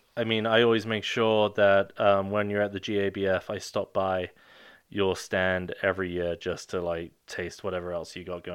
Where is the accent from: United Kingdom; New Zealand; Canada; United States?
United Kingdom; I'm British.